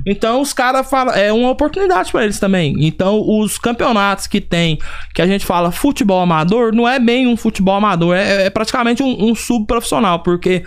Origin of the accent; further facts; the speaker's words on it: Goiânia, Goiás, Brazil; moved away as an adult; now in United States; sou natural de Goiânia, Goiás